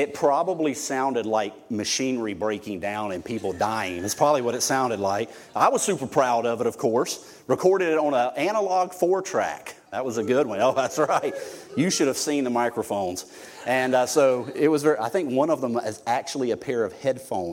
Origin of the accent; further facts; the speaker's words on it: Irvington, Alabama, United States; also born or lived in St. Elmo, Alabama / Mobile, Alabama; I grew up out in Irvington all through high school